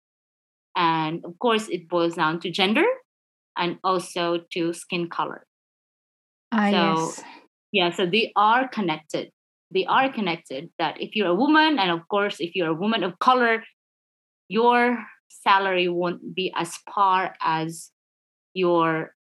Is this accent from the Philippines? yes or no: yes; Philippines; I'm Filipino